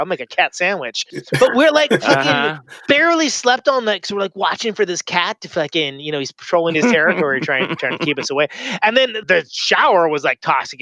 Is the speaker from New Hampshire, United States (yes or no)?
no; Oakland, California, United States; we're from Oakland. We're pretty far from home.